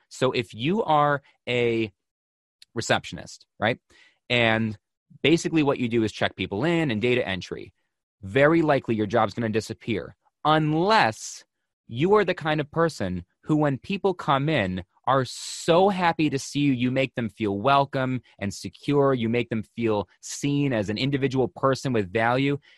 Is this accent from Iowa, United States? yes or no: no; Buffalo, New York, United States; now in Connecticut, United States; I'm from Buffalo, which may as well be a Canadian colony. We grew up, grew up fifteen minutes from the border